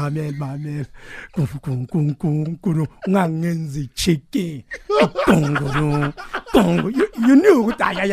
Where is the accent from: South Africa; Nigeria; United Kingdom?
South Africa; I don't know where my accent is from, but I'm South African